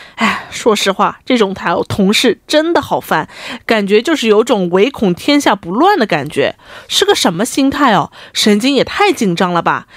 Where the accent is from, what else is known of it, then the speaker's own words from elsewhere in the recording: Shanghai, China; moved away; 我们上海这边